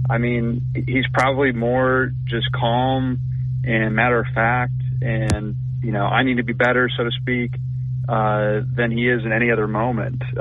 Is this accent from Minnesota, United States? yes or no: yes; Minnesota, United States; moved away as an adult; now in Tuscaloosa, United States; I'm from Minnesota, so when you talk about weather, uh, we know cold weather